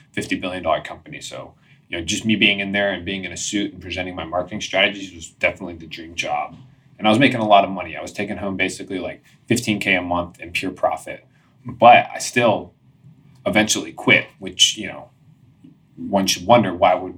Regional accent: Washington, District of Columbia, United States; moved away as an adult; also born or lived in San Diego, California; I grew up in Washington, D.C.

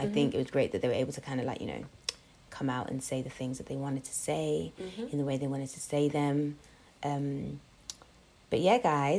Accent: London, United Kingdom; We are friendly babes. We really are, even though we're from London.

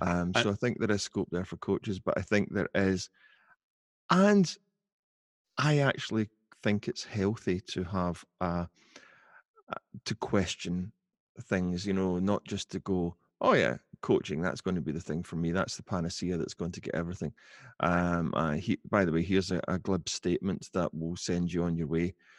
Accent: Glasgow, Scotland, United Kingdom; I'm from Glasgow um, not living in Glasgow now, but still living in Scotland.

